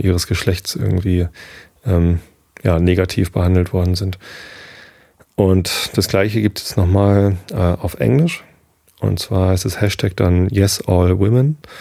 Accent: Northern Germany, Germany; Als Norddeutscher

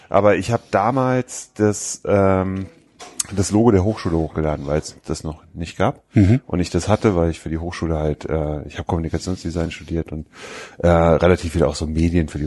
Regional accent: Wiesbaden, Hesse, Germany; die Einladung, die ich auf meiner Nutzerseite habe für meinen Heimatort, also Wiesbaden, war

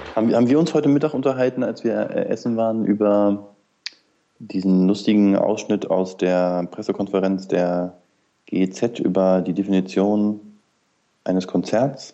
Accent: near the Harz, Lower Saxony, Germany; Ich komme ja aus Niedersachsen, aus der Nähe des Harzes

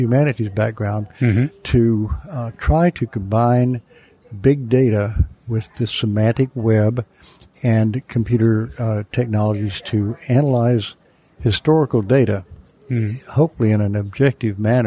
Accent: North Carolina, United States; accent: southern; moved away as an adult; now in Michigan, United States; I am originally from North Carolina. That's where I got my southern accent, but I've lived in Michigan for 40 years.

